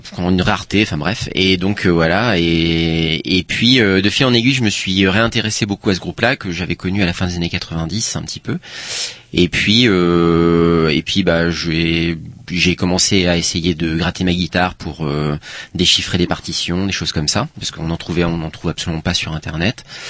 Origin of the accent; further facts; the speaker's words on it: Paimpol, Brittany, France; also born or lived in Rennes; moi je viens d'un une petite ville portuaire qui s'appelle Paimpol